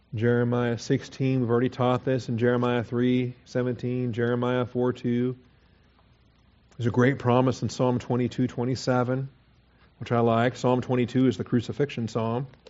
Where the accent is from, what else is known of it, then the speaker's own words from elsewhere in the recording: Washington, United States; I grew up in Washington